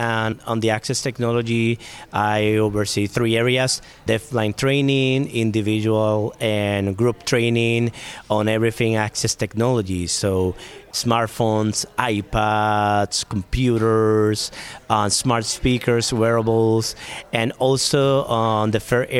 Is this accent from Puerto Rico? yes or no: yes; Puerto Rico; moved away; I am originally from Puerto Rico